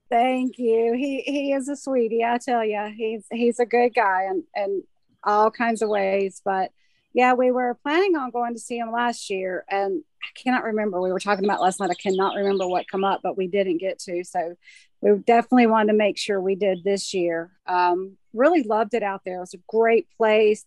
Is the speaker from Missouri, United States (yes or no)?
no; Graham, North Carolina, United States; also born or lived in Burlington, North Carolina; been in the area like all my life. Yeah, uh, born in Graham. Now I live in Burlington, so not too far.